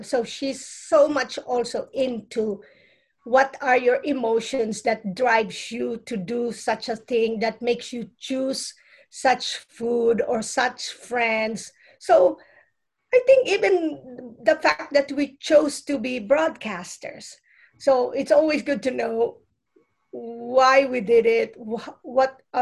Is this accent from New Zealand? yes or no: no; Philippines; now in United States; I'm come from the Philippines. Our lineage has a lot of intuitive ways of healing